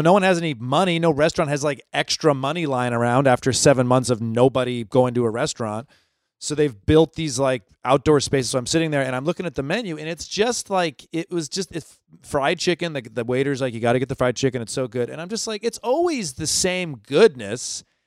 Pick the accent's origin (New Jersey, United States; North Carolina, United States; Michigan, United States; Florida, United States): Michigan, United States; Ann Arbor; also born or lived in Los Angeles; now in New York, United States; I'm from Ann Arbor, Michigan.